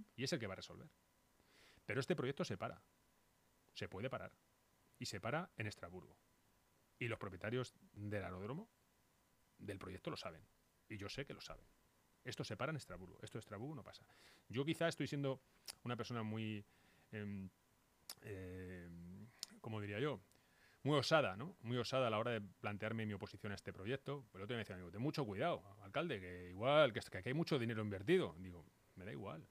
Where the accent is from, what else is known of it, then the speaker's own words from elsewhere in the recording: Móstoles, Community of Madrid, Spain; now in Batres, Spain; yo soy mostoleño. Yo soy mostoleño, yo vivo en Batres, pero yo soy mostoleño del Soto, además. O sea, es mi barrio